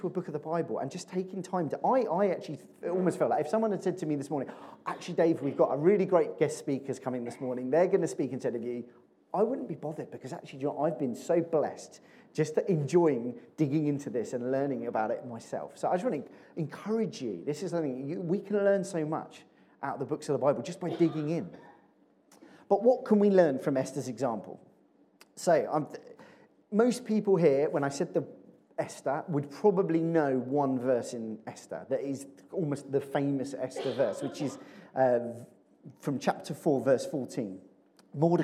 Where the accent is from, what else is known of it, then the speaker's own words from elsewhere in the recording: Chertsey, South East England, United Kingdom; also born or lived in Addlestone; I grew up in Chertsey.